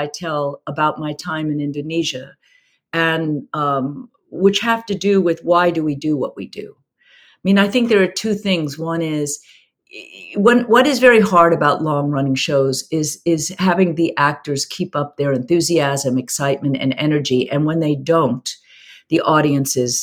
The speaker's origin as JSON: {"language": "English", "country": "United States", "said": "I'm American"}